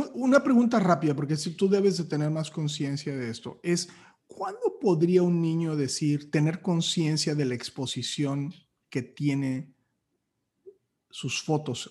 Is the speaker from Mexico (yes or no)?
yes; Matamoros, Tamaulipas, Mexico; soy de Matamoros